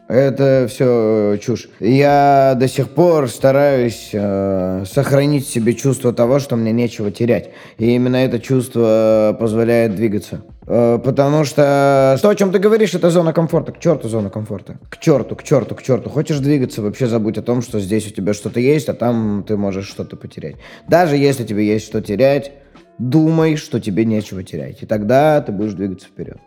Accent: Novokuznetsk, Kemerovo Oblast, Russia; moved away as an adult; Всё-таки мой родной город Новокузнецк.

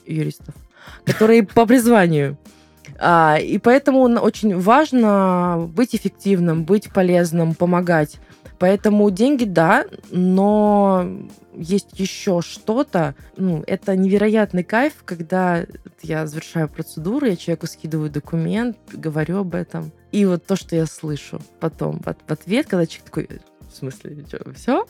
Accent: Volgograd, Volgograd Oblast, Russia; я с Волгограда, из Волгограда

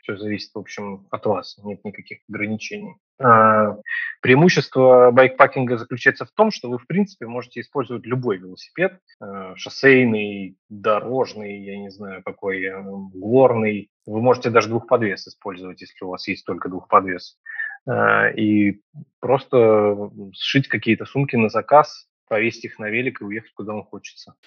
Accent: Saint Petersburg, Russia; Я из Петербурга

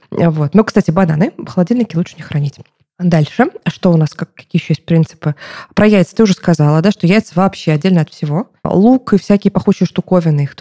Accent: Krasnodar Krai, Russia; born there; now in Moscow, Russia; потому что я родилась в Краснодарском крае, где помидоры и огурцы, как в Казахстане примерно

